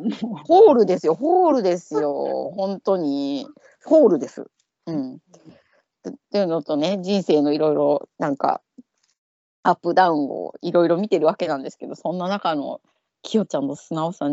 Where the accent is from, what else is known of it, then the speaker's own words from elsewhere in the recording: Tochigi, Japan; now in London, United Kingdom; 私、栃木の出身だけど、